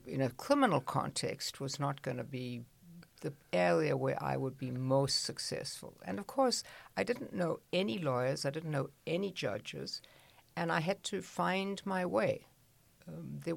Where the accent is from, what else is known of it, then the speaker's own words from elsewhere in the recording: South Africa; moved away as an adult; now in United States; I grew up in a small village in South Africa.